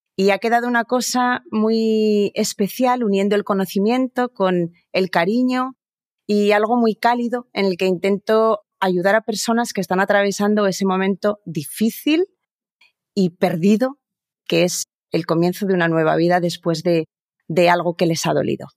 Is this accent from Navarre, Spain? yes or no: yes; Pamplona, Navarre, Spain; Yo nací en, en Pamplona, en una ciudad muy pequeñita en el norte de España